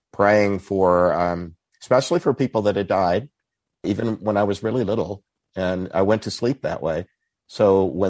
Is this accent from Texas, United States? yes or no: yes; Texas, United States; I grew up in Texas where there were a lot of Baptists who wouldn't have thought of purgatory.